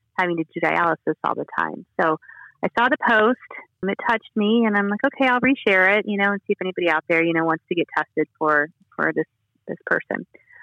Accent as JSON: {"language": "English", "town": "Toledo", "region": "Ohio", "country": "United States", "tie": "born or raised there", "also_born_or_lived": "Newark, Ohio", "said": "I was born and raised up in the Toledo, Ohio area"}